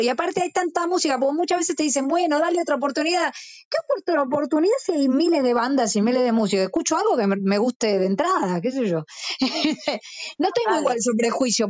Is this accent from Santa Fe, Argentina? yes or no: no; Burzaco, Buenos Aires Province, Argentina; yo soy de Bursaco